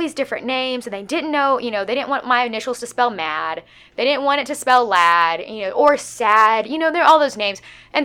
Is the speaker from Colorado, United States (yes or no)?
no; Greenwood, Arkansas, United States; moved away as an adult; also born or lived in Fayetteville, Arkansas; now in Conway, United States